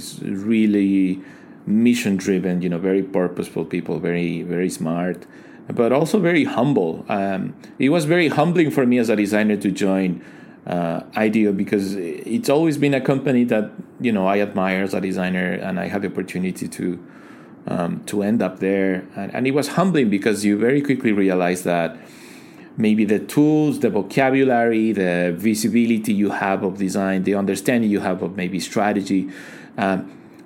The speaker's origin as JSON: {"language": "English", "country": "Ecuador", "moved": "as an adult", "lives_now": "China", "said": "I am originally from Ecuador. I came to China in 2010 for 2 months. And here I am 10 years later, still here"}